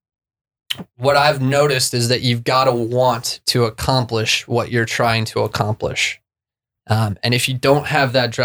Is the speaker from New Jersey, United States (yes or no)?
no; Vail, Colorado, United States; When I was in school, in elementary school, growing up in Vail, Colorado